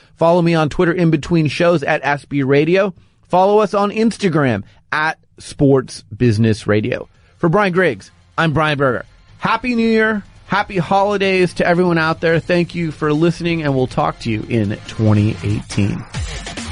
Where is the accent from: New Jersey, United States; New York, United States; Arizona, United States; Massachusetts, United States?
Arizona, United States; Phoenix; moved away; I'm from Phoenix